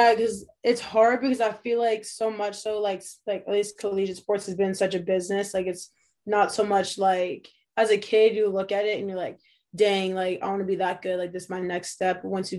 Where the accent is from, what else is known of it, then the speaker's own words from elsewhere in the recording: New Hampshire, United States; I have a younger sister, so grew up here with her, just playing sports. Kind of away from like the rush of like the ci